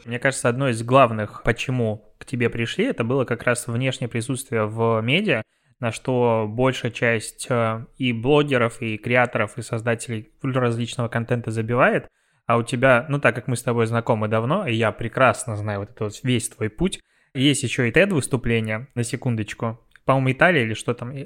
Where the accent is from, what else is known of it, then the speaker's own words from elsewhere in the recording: Pinsk, Brest Region, Belarus; я из Пинска